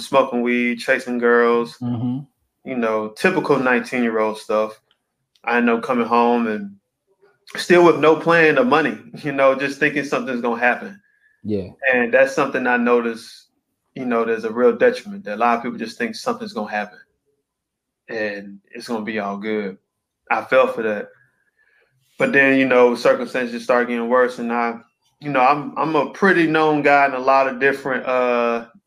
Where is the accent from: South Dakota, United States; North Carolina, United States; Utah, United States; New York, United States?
North Carolina, United States; Charlotte; I was born and raised in Charlotte, North Carolina. Been here my whole life